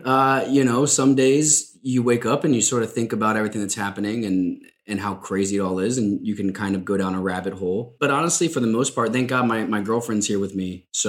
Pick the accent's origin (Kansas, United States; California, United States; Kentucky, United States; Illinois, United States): Kentucky, United States; moved away; also born or lived in Madrid; born and raised in Kentucky. It's obviously a very religious place in many parts.